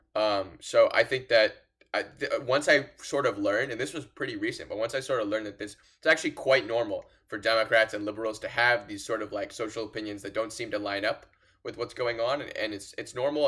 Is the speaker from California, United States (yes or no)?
yes; Los Angeles, California, United States; I'm from Los Angeles